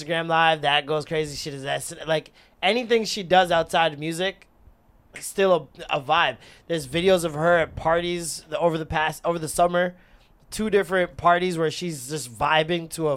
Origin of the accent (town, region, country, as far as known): Jamaica